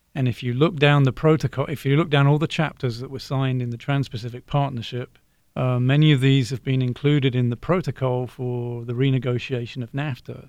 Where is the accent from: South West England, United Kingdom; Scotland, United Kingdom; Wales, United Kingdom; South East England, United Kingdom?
South East England, United Kingdom; Brighton; now in Ohio, United States; I'm from Brighton, originally in the south of England.